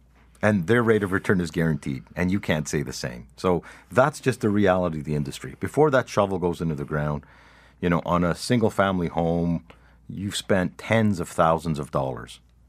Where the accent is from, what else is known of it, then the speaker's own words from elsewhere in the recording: Canada; No, we're Canadian.